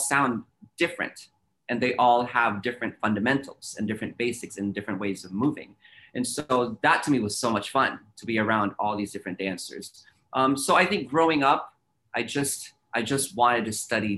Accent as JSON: {"language": "English", "town": "San Francisco", "region": "California", "country": "United States", "tie": "born or raised there", "said": "I grew up in San Francisco"}